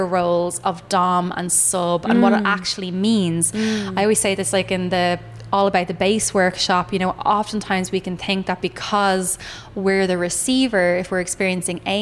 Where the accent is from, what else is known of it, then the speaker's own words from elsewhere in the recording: Ireland; my, I suppose, ancestral lineage of being Irish, like if we think about how we were always like second class citizens